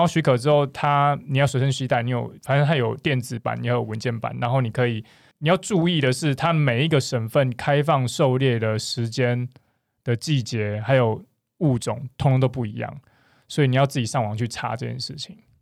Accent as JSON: {"language": "Chinese", "region": "Kaohsiung", "country": "Taiwan", "said": "因为我是高雄人，所以我其实， 所以我其实在高雄的时候"}